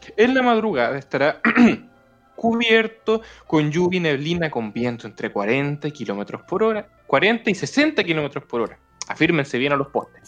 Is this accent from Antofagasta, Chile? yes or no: yes; Antofagasta, Chile; Yo soy de Antofagasta